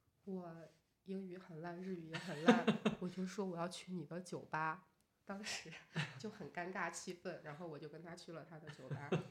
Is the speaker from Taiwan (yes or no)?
no; Beijing, China; 我说我是从北京来的。